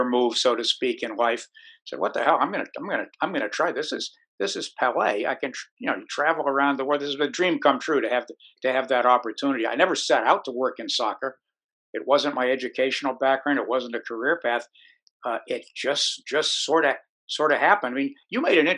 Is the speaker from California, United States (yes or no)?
no; Connecticut, United States; I grew up in Connecticut